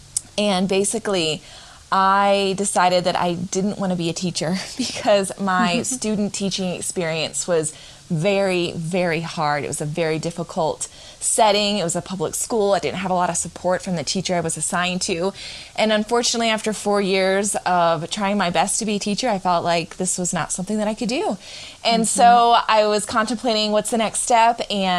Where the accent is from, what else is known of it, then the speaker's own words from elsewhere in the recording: North Carolina, United States; also born or lived in Florida; I was born in Florida, but I always tell people I moved around a lot for my dad's job. And so I spent most of my life growing up in North Carolina. So when people ask me, I say North Carolina, but I am a Florida baby.